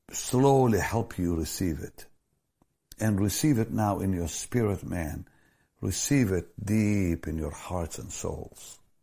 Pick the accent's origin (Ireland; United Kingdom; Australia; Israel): Israel; moved away; I was born in Israel